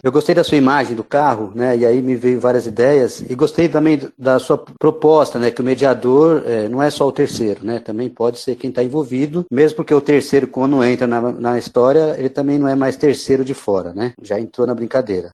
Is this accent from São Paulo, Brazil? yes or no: yes; São Paulo, Brazil; vivi a vida inteira em São Paulo. Eu fui criado no interior de Itaquera, na Vila Progresso